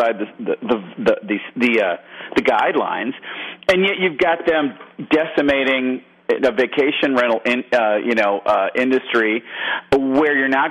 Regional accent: Michigan, United States; now in Georgia, United States; I'm from Michigan, I live in Georgia now

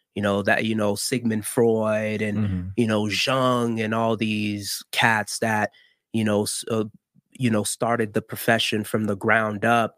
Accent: Miami, Florida, United States; born or raised there; accent: American; first language Haitian Creole; English is a second language; also born or lived in Haiti

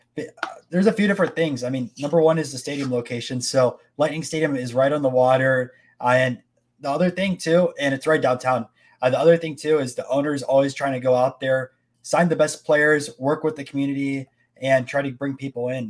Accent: Tampa, Florida, United States; I'm from Tampa

